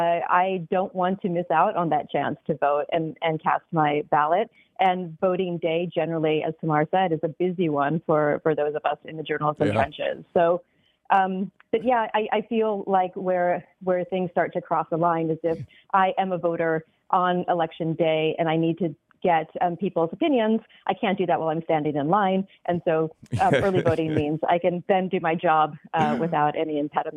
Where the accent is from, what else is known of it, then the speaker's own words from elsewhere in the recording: United States; Yep, I am a journalist. I'm also an American and a Georgian resident, and voting is my civic right just as much as it is for every other Georgian.